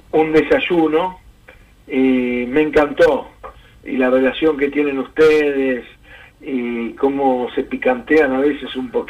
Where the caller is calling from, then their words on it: Lanús, Buenos Aires Province, Argentina; de Lanús